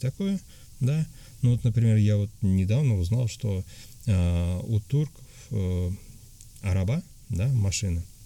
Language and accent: Russian; Tatarstan, Russia; moved away as an adult; now in Antalya, Turkey; я из России, а, я говорил, что я татарин